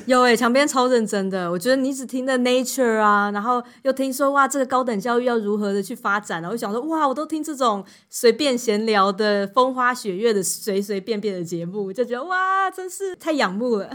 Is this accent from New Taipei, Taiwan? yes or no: yes; Wulai tribe, New Taipei, Taiwan; now in Finland; 我来自乌来部落的太阳族，从小在老街长大